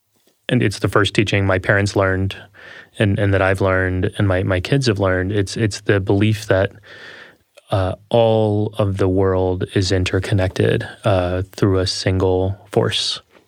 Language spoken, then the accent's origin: English; Texas, United States; accent: Texas; A lot of the times, I'll put on my Texas accent, which I...